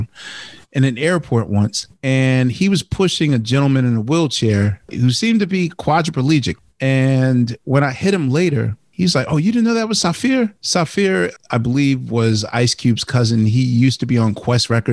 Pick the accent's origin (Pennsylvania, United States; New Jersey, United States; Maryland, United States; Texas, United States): Pennsylvania, United States; Philadelphia; growing up in Philly, in a very iconic food town